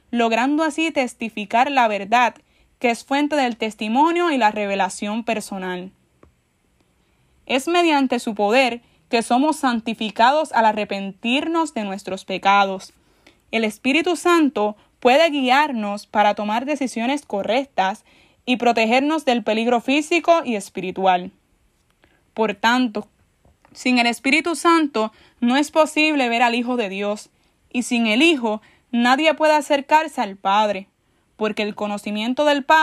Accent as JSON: {"language": "Spanish", "town": "San Juan", "country": "Puerto Rico", "said": "tengo 23 años. Soy de San Juan, Puerto Rico. Actualmente asisto a la parroquia Santa Bernardita en San Juan."}